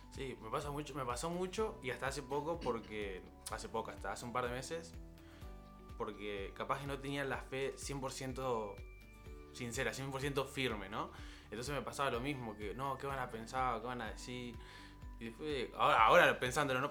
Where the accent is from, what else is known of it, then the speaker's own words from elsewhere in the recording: Rosario, Santa Fe, Argentina; en Rosario, en la ciudad, mi ciudad natal.